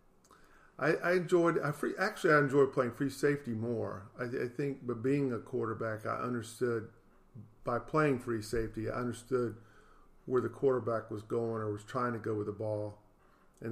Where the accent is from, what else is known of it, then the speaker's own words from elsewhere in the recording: Jacksonville, Florida, United States; also born or lived in Dallas, Texas / Baltimore; I grew up here in Jacksonville, Florida